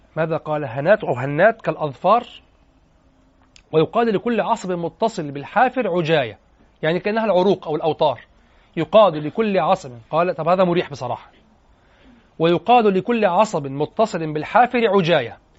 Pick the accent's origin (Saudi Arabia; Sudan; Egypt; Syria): Egypt; واحنا عندنا في مصر